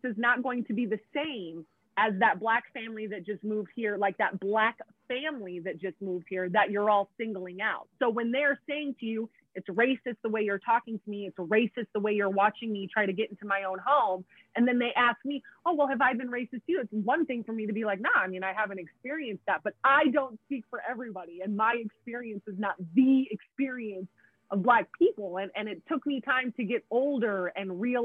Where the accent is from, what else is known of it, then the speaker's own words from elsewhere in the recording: Southern Oregon, United States; Growing up in Southern Oregon as basically like the only Black person that was here for a very long time